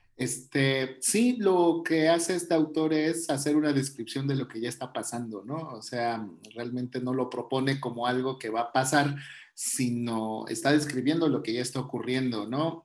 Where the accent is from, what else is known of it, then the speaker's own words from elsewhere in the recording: Mexico; nosotros como mexicanos este, tenemos toda esta cultura